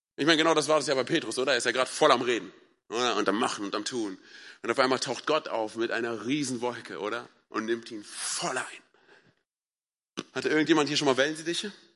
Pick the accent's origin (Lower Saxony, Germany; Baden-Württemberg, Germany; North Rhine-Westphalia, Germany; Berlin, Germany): Berlin, Germany; ich bin ja ein Berliner Junge